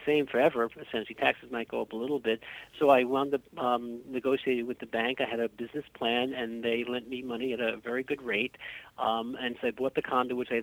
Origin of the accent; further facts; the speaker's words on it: New York City, New York, United States; I come from Key Garden Hills, and I went to school in Rego Park for my elementary school, so I know the area well.